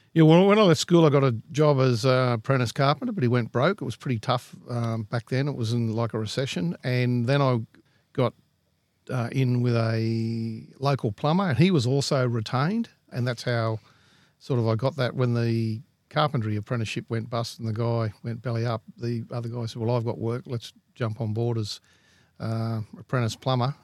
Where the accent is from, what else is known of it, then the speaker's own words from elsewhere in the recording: Glenbrook, New South Wales, Australia; I grew up in the Lower Blue Mountains at a place called Glenbrook